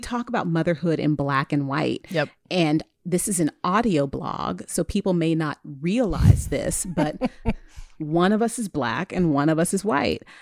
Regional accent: California, United States; I'm from California, West Coast hip hop

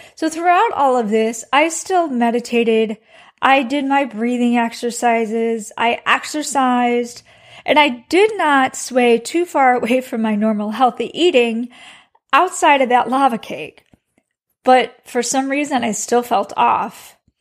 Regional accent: Chicago, Illinois, United States; now in Texas, United States; I am from the Midwest, so I'm from Chicago.

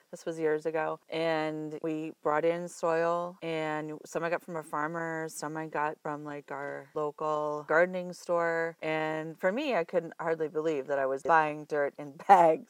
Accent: Iowa, United States; moved away; also born or lived in Colorado; I'm from Iowa originally

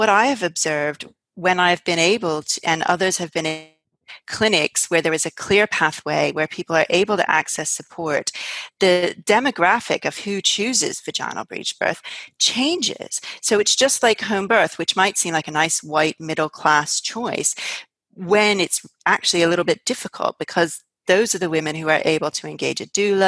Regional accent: United States; now in United Kingdom; I'm actually American

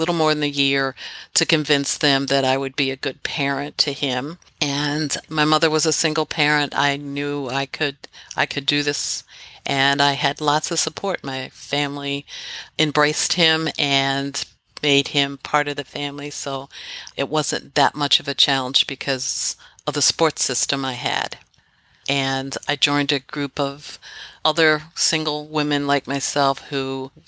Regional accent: Philadelphia, Pennsylvania, United States; also born or lived in Washington, D.C. area; I'm actually raised in Philadelphia, born in here in Philadelphia, just outside the city

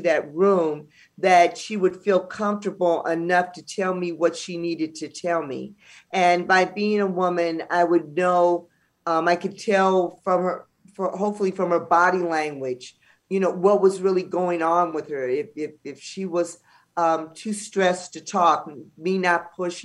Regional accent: Los Angeles, California, United States; we're from South Central LA, being African-American

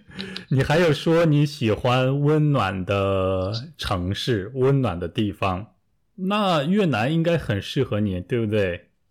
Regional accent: Taiyuan, Shanxi, China; 比如我的家乡太原啊，冬天都非常冷啊。

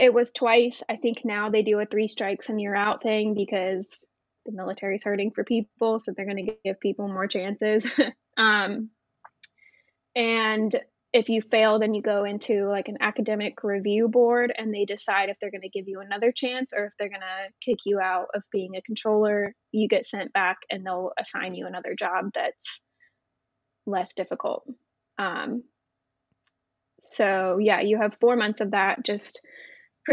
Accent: Grove City, Ohio, United States; also born or lived in Florida; I was born in Florida, but primarily raised in Grove City, Ohio, a suburb of Columbus

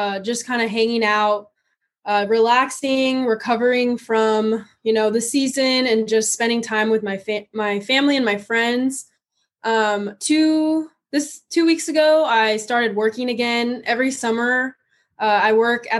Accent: San Diego, California, United States; moved away as an adult; also born or lived in West Texas; now in Texas, United States; I'm born and raised in San Diego, California

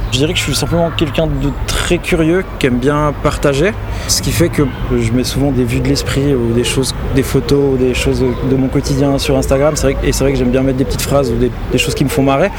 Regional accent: Valais, Switzerland; moved away as an adult; also born or lived in Vevey; now in Lausanne, Switzerland; j'ai grandi en Valais, dans le Chablais valaisan

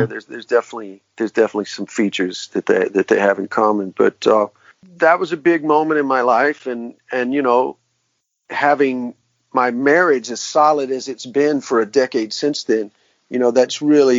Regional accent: the South, United States; I grew up in classic rock. I'm from the South.

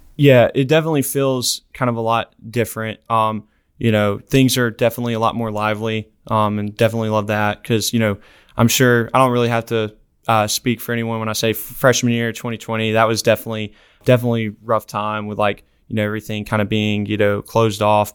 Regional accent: Decatur, Alabama, United States; Decatur, Alabama, right outside of Huntsville.

